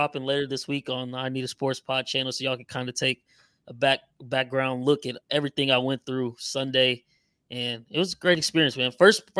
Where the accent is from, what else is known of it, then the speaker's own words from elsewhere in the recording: Texas, United States; I'm not from Missouri. I'm from Texas.